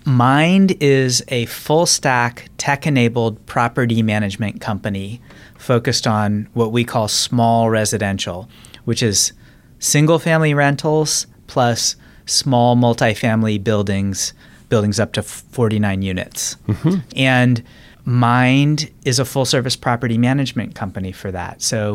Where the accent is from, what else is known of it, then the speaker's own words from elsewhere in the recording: Reno, Nevada, United States; also born or lived in Washington, D.C.; So I grew up, moved around a bit, but Washington, D.C. for my early childhood through age 10 and then Reno, Nevada, age 11 through high school.